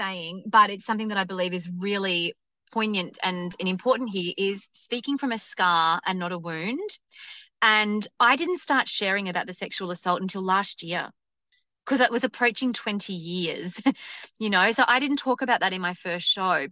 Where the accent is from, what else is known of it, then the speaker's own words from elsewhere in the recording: Wollongong, New South Wales, Australia; also born or lived in Melbourne; Wollongong, which was my hometown.